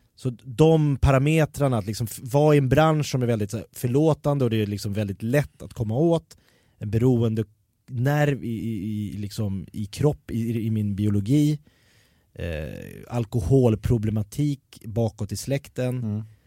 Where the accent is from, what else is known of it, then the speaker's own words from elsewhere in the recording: Jakobsberg, Stockholm County, Sweden; när jag växte upp i Jakobsberg